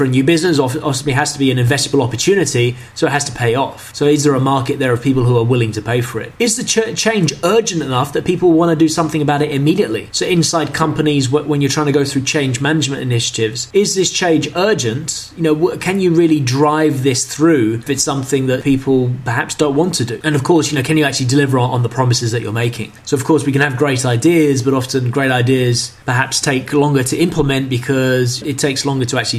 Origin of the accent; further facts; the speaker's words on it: London, United Kingdom; moved away as an adult; also born or lived in China; I grew up in London